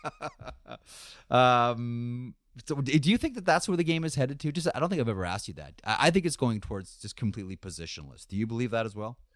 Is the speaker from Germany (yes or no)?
no; Guelph, Ontario, Canada; I'm from Guelph